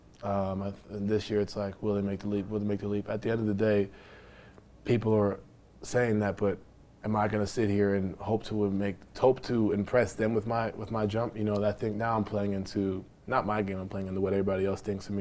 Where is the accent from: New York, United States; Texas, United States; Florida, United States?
New York, United States; I'm from New York, from the part of that quote-unquote generation where all you see is the crossovers, the dunks, and the highlights.